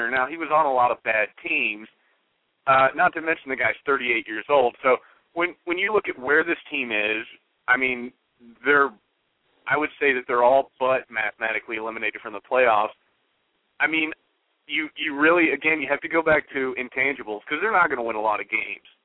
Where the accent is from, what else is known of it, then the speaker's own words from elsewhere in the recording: Dallas, Texas, United States; I was born and raised right here in Dallas.